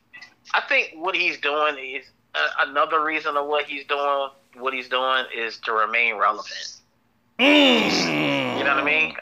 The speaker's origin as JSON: {"language": "English", "town": "Philadelphia", "region": "Pennsylvania", "country": "United States", "said": "bro. I'm from Philadelphia, Pennsylvania."}